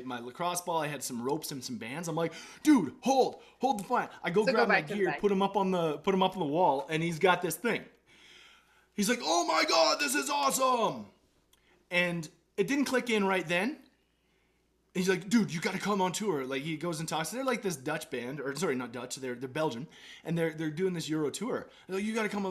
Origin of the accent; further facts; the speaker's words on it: Canada; being a Canadian kid